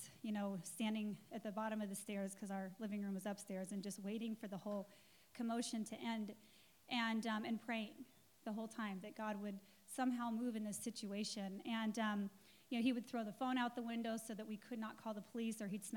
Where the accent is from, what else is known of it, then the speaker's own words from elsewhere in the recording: Englewood, Colorado, United States; I was born in Colorado, and in Inglewood, Colorado, which is nothing like Inglewood, California